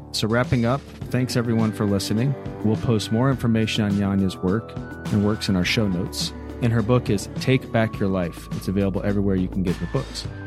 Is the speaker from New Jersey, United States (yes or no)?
no; Atlanta, Georgia, United States; I'm from Atlanta, Georgia